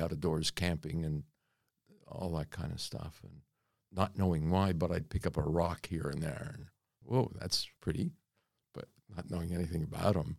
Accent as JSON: {"language": "English", "town": "North Miami", "region": "Florida", "country": "United States", "tie": "born or raised there", "also_born_or_lived": "Reading, Pennsylvania / Western Australia", "moved": "as an adult", "lives_now": "Australia"}